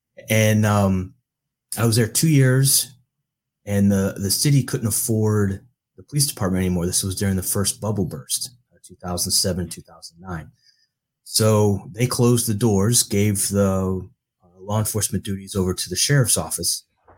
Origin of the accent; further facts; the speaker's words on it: Baltimore, Maryland, United States; also born or lived in Florida; I went to high school in Baltimore. I was born in Florida and we moved around quite a bit.